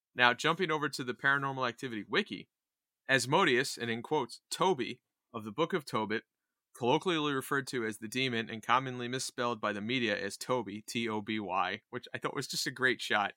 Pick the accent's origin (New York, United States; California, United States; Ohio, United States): New York, United States; Poughkeepsie; I was born in Poughkeepsie